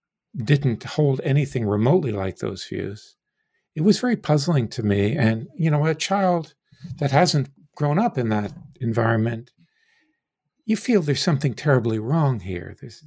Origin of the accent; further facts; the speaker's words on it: New York City, New York, United States; born there; also born or lived in South; Well, I was born in New York City of a Jewish mother and a Gentile father.